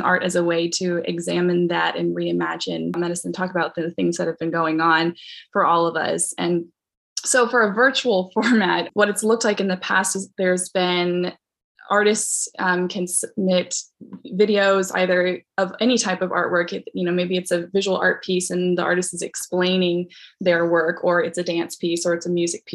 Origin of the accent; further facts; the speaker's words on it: Central Kentucky, United States; I'm from Central Kentucky and still here